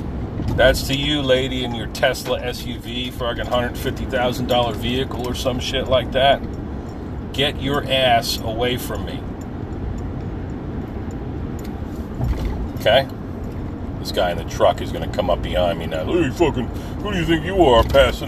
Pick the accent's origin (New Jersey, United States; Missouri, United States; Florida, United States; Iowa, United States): New Jersey, United States; Forked River; My hometown, Forkett River, New Jersey, Lacey Township